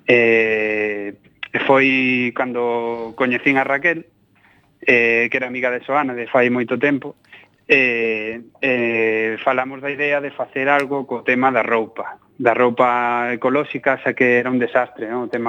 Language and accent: Galician; Almería, Andalusia, Spain; moved away; also born or lived in Granada; Eu son de Almería